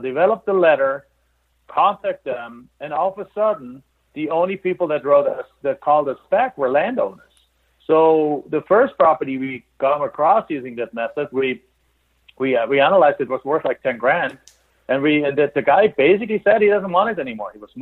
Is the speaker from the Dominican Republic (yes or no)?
no; Germany; English is a second language; moved away as an adult; now in United States; We're immigrants I'm from Germany.